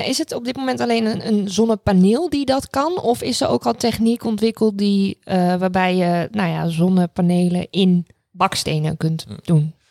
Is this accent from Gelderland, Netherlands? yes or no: no; Raalte, Overijssel, Netherlands; ik ben opgegroeid in Raalte, eh, voor het grootste gedeelte. Dat zit in Overijssel